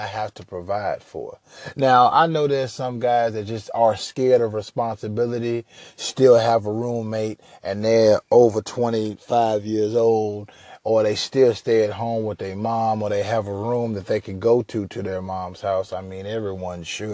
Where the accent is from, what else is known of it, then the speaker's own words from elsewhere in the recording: Huntsville, Alabama, United States; also born or lived in Minneapolis, Minnesota; now in Houston, United States; I'm originally from Minneapolis, Minnesota, raised in Huntsville, Alabama, so I've been a few different places in the South, but now I reside in Houston, Texas